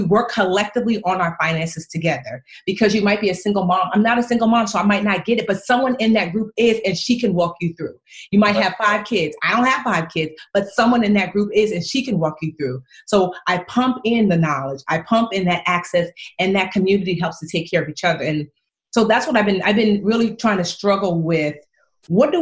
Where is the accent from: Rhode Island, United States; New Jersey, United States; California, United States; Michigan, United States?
New Jersey, United States; Newark; I want to live here in Newark. I taught here in Newark. I was born here in Newark.